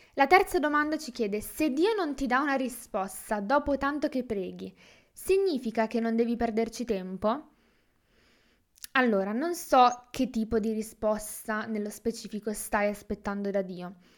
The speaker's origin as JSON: {"language": "Italian", "town": "Milan", "region": "Lombardy", "country": "Italy", "said": "ho diciassette anni e vengo da Milano"}